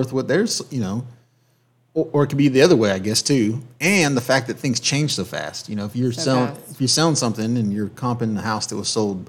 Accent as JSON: {"language": "English", "region": "California", "country": "United States", "tie": "born or raised there", "also_born_or_lived": "upstate South Carolina", "moved": "yes", "lives_now": "South Carolina, United States", "said": "so I was born in California."}